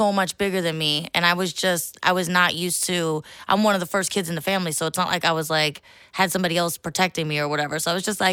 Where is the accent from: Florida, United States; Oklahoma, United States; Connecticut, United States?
Florida, United States; St. Petersburg; I'm originally from St. Petersburg, Florida.